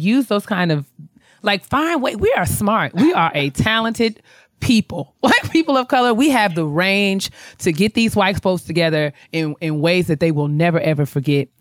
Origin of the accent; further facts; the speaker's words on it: White Plains, New York, United States; I'm from White Plains